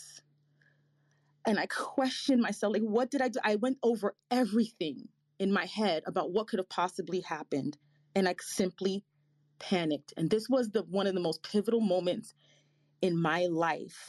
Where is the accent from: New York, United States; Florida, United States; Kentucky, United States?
New York, United States; New York City; also born or lived in Boston; We were lower middle class growing up in the Bronx, New York